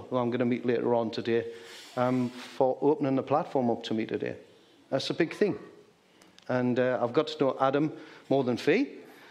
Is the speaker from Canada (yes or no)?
no; Geordie, North East England, United Kingdom; accent: Geordie; I taught him some Geordie